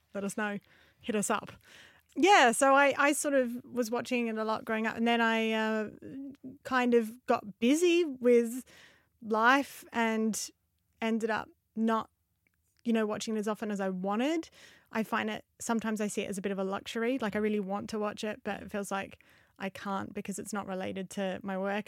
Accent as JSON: {"language": "English", "country": "Australia", "tie": "born or raised there", "moved": "yes", "said": "I grew up in Australia, moved over here"}